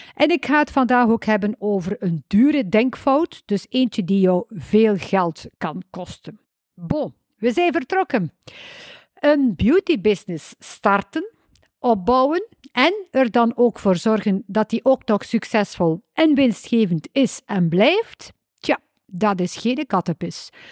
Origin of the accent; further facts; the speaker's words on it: West Flanders, Belgium; accent: West Flemish; Kan je tegen West-Vlaamse spraakinvloeden